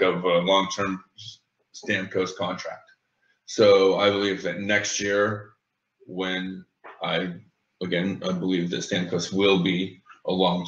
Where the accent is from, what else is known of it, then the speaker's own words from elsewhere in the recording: Utah, United States; moved away; I grew up in Utah